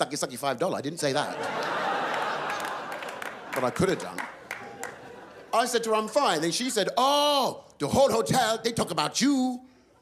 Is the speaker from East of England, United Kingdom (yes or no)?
no; London, United Kingdom; I was born in London, born and raised in London